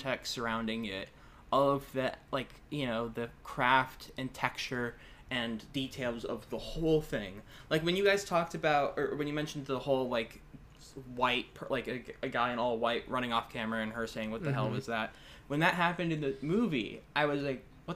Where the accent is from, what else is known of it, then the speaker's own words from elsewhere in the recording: Northern Virginia, United States; I grew up in Northern Virginia.